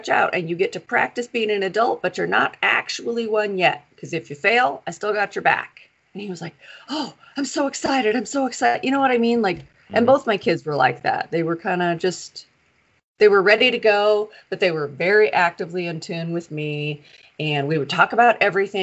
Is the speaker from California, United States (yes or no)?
no; Alaska, United States; we're from Alaska. And so in Alaska at the time, when my son turned 14, you were able to get jobs at 14.